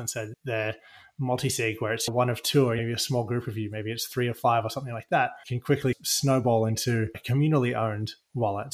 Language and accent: English; Australia; now in United States; I come from Australia and I live in the US now